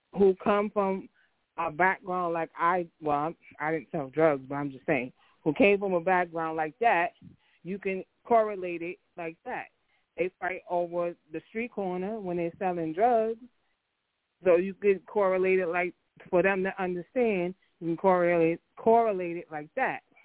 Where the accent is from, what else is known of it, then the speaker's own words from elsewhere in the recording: New York, United States; growing up in New York